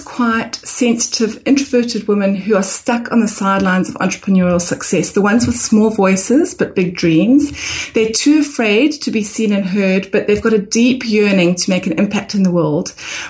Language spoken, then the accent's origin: English; Harare, Zimbabwe; moved away as an adult; also born or lived in South Africa / England; now in Brisbane, Australia; On the personal front, John, I'm originally from Harare, Zimbabwe. So I went to school there and then I went to university in South Africa.